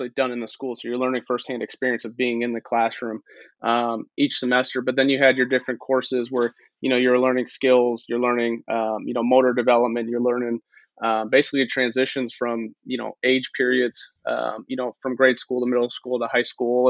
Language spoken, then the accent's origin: English; Chicago, Illinois, United States; growing up in Chicago. You know, my dad's a big time White Sox fan